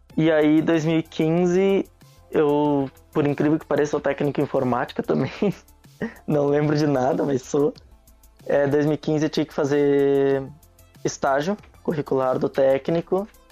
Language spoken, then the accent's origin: Portuguese; Nova Petrópolis, Rio Grande do Sul, Brazil; moved away as an adult; also born or lived in Caxias do Sul; now in Foz do Iguaçu, Brazil; Eu sou de Nova Petrópolis, Rio Grande do Sul, cidade pequenininha